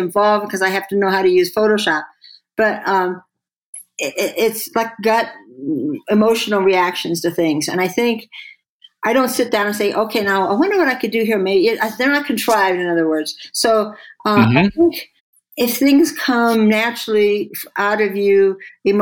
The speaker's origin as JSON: {"language": "English", "town": "St. Louis", "region": "Missouri", "country": "United States", "tie": "born or raised there", "moved": "yes", "lives_now": "Santa Fe, United States", "said": "when I was a kid, I grew up in St. Louis in a suburb"}